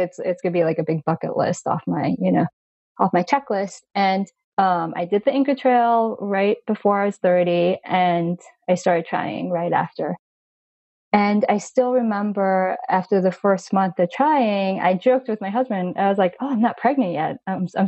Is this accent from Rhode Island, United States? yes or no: no; Long Island, New York, United States; I was actually born in New York City, and I grew up in Long Island